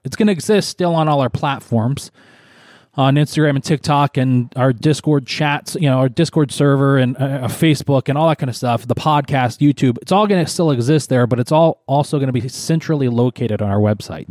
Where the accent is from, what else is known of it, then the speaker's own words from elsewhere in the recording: Syracuse, New York, United States; my hometown.